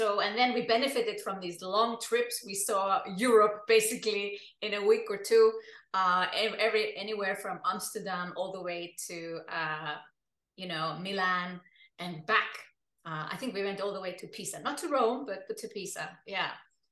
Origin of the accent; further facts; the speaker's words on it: Iceland; moved away as an adult; also born or lived in Germany / United Kingdom; now in Switzerland; I come from Iceland, and Iceland is an island in the North Atlantic Ocean